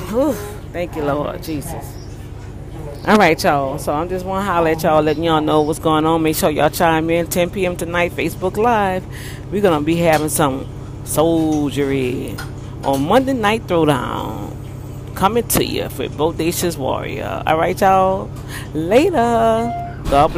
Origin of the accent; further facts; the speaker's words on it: New Orleans, Louisiana, United States; now in Houston, United States; my hometown, Who Dat Nation.